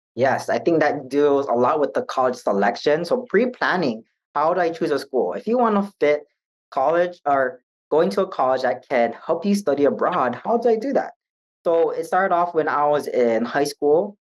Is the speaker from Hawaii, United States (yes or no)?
yes; Hawaii, United States; I was by myself from Hawaii